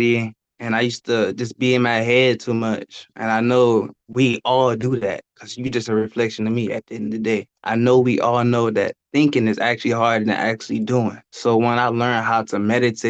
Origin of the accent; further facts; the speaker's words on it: Richmond, Virginia, United States; I'm from Richmond, Virginia. Gotta represent 804